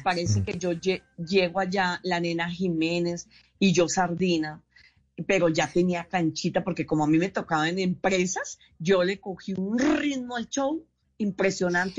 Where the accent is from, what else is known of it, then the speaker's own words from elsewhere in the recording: Colombia; yo soy humorista colombiana